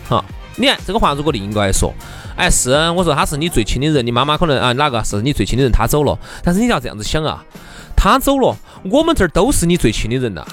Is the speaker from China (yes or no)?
yes; Chengdu, Sichuan, China; 我们成都这边呢，四川人哈，这种生活习性呐，说话方式啊